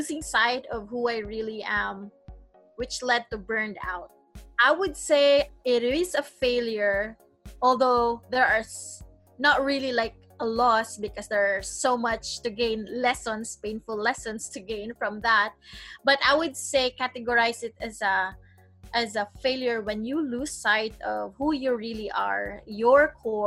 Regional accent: Cebu, Central Visayas, Philippines; I was born and I grew up in a small but beautiful island in the Philippines called Cebu.

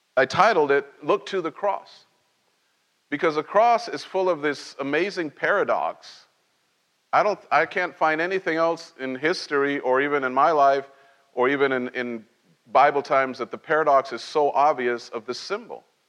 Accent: Cholula, Puebla, Mexico; moved away; also born or lived in Mexico City; when we moved to from Mexico City, I was very small, and we moved to this little tiny town

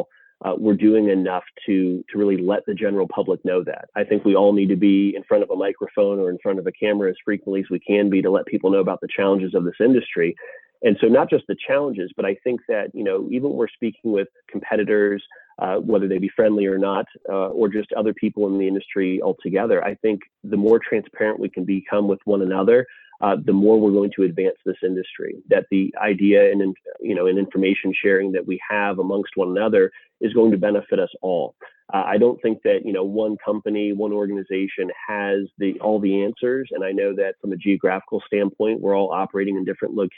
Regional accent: New England, United States; also born or lived in Massachusetts; now in South Carolina, United States; I'm actually from New England originally

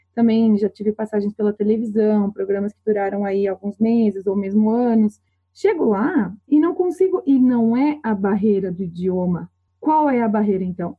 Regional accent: Brazil; also born or lived in France; eu sou brasileira

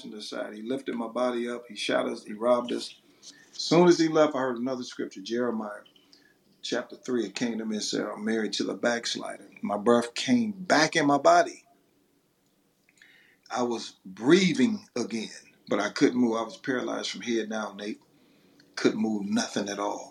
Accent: Detroit, Michigan, United States; I'm from Detroit, Michigan

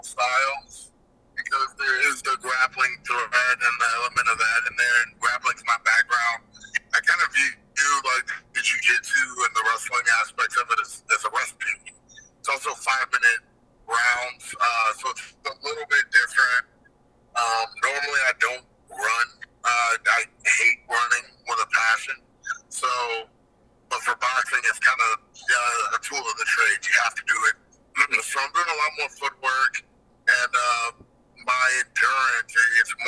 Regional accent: Albuquerque, New Mexico, United States; born or raised there

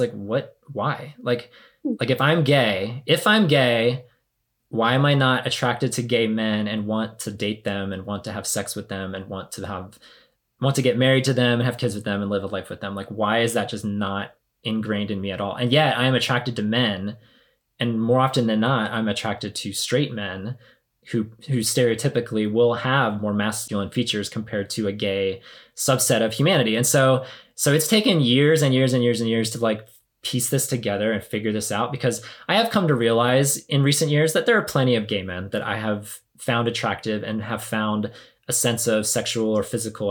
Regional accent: the South, United States; growing up in the church and growing up in the South

